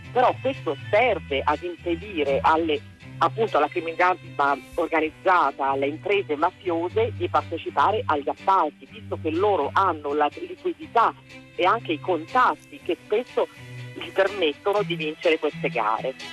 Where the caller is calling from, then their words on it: Todi, Umbria, Italy; Buongiorno … siamo da Todi.